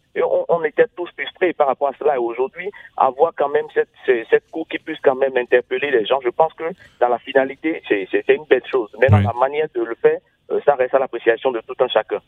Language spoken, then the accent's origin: French; Benin; je suis béninois